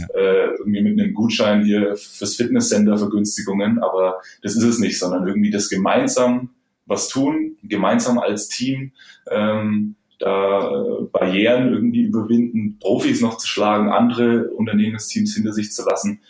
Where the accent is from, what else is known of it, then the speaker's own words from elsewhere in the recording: Germany; Bei uns in Deutschland